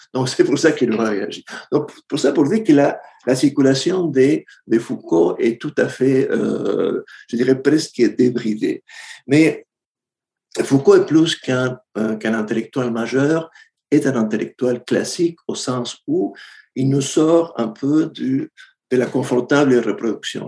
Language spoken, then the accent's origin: French; Argentina; moved away; je viens de l'Argentine